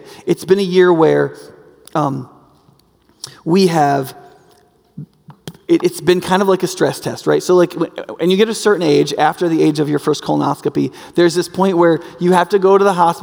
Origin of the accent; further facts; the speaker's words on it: United States; predominantly among us as Americans and as American Christians